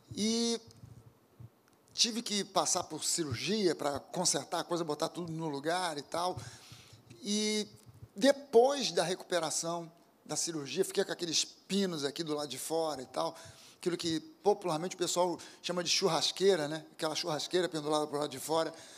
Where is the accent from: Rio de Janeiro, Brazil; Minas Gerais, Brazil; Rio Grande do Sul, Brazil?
Rio de Janeiro, Brazil; also born or lived in Zona Sul, Rio de Janeiro; Eu nasci na Tijuca, sou um carioca bem típico